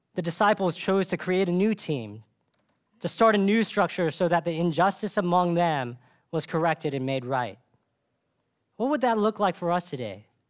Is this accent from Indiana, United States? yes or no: no; Dallas, Texas, United States; I grew up in Dallas